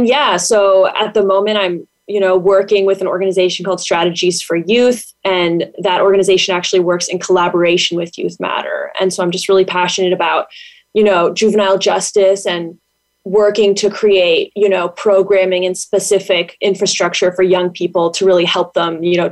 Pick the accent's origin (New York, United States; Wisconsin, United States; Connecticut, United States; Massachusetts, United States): Massachusetts, United States; Boston; moved away as an adult; also born or lived in Washington, D.C.; I'm originally from the Boston area in Massachusetts. I went to high school there. I grew up there.